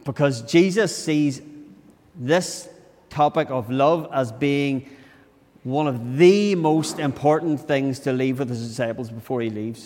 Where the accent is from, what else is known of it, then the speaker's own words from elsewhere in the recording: Tyrone, Northern Ireland, United Kingdom; So I was brought up in Tyrone.